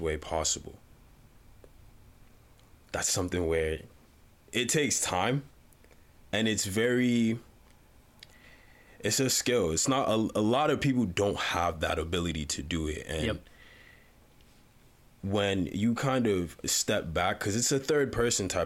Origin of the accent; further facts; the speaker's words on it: Uganda; moved away; I was born in Uganda, came here